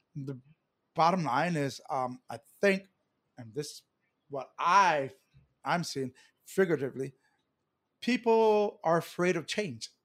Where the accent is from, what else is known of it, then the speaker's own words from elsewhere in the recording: Hawaii, United States; being born and raised in Hawaii and having generations here in Hawaii